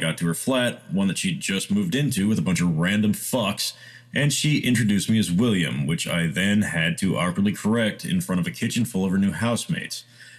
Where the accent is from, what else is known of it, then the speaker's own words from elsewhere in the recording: India; I'm Indian, and there's this South Indian dish called masala dosa